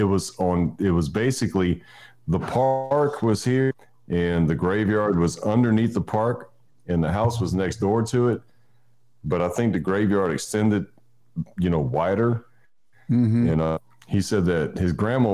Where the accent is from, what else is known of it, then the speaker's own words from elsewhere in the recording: Houma, Louisiana, United States; I was raised in South Louisiana, Houma